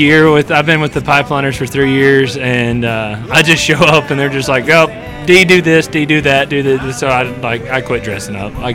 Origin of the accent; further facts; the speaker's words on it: Henrietta, Texas, United States; I'm actually from Henrietta, Texas.